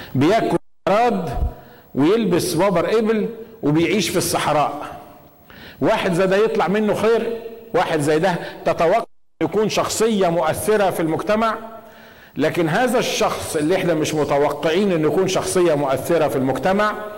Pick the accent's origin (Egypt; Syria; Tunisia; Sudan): Egypt; moved away; عندنا في مصر